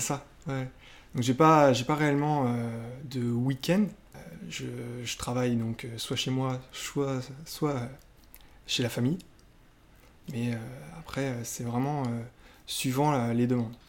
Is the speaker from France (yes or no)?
yes; Le Mans, Pays de la Loire, France; moved away as an adult; also born or lived in Rennes; now in Nantes, France; je suis né au Mans et c'est mon travail qui m'a fait amener à Nantes